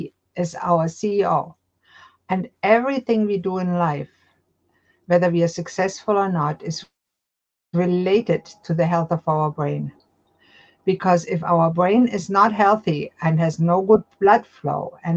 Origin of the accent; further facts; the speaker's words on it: Germany; moved away as an adult; now in Halifax, Canada; I was born and raised in Germany